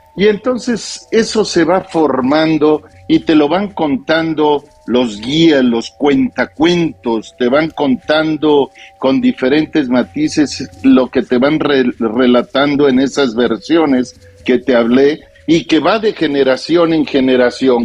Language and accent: Spanish; Mexico; de mí como mexicano